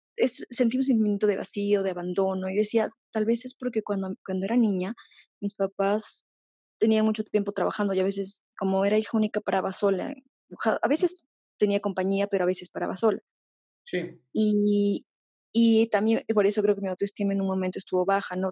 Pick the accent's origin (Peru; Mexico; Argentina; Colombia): Peru; yo soy de Perú